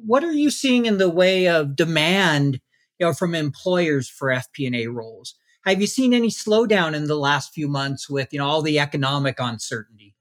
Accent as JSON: {"language": "English", "town": "Salt Lake City", "region": "Utah", "country": "United States", "tie": "born or raised there", "said": "my hometown"}